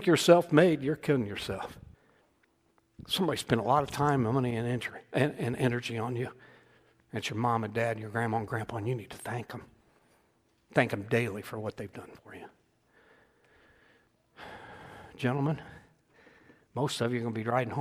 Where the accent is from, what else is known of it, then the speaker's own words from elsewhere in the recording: Indiana, United States; I was born in Indiana, not Kentucky. I could have been a Kentuckian. Praise God, I'm a Hoosier.